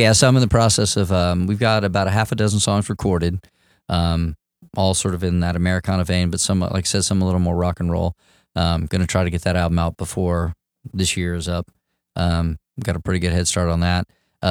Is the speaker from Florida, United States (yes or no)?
yes; Jacksonville, Florida, United States; I grew up in Jacksonville and Riverside, Avondale area is the area that I treasure and I call home.